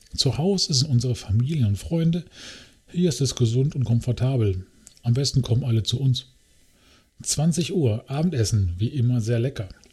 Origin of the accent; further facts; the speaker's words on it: Germany; dass wir Deutsche sind